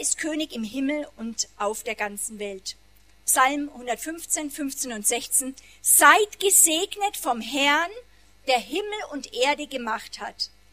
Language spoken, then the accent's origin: German; Germany; wir ja als Deutsche